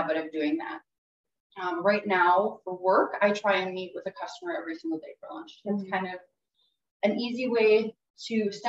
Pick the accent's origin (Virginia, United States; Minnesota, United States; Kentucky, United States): Minnesota, United States; Morris; moved away as an adult; also born or lived in St. Cloud, Minnesota; now in Fargo, United States; I grew up in Morris, Minnesota.